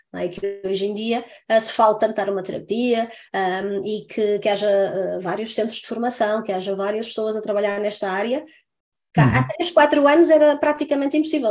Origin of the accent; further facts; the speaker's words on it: Santa Maria da Feira, Norte, Portugal; now in France; eu sou do Norte, não é? Estava eu a dizer há bocadinho sou de Santa Maria da Feira